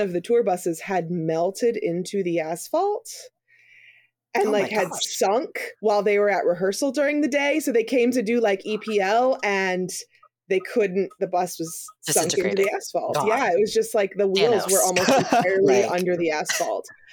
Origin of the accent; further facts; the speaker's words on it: Missouri, United States; I'm from Missouri